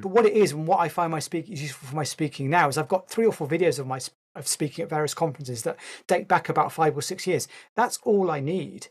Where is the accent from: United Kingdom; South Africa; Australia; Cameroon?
United Kingdom; I'm a Brit